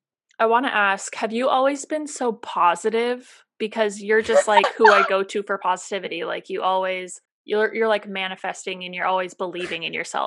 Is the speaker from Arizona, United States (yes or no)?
yes; Phoenix, Arizona, United States; I grew up in Phoenix, Arizona. I always stayed close to the nest. I'm very close to my family. I'm the oldest of four. So I have two younger sisters and one younger brother